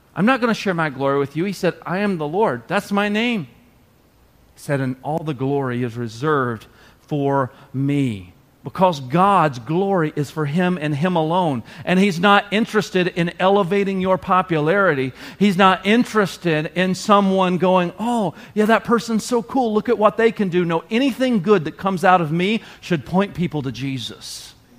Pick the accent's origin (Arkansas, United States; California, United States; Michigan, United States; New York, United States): Arkansas, United States; the South; moved away as an adult; I grew up in the South. I'd never seen this much snow at all. When it would snow like two inches in Arkansas